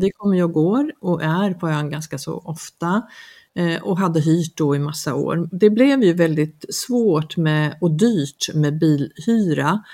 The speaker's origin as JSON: {"language": "Swedish", "country": "Sweden", "moved": "yes", "lives_now": "Mallorca, Spain", "said": "vi är ju många svenskar som, som bor mm, alltså, mer eller mindre frekvent på ön"}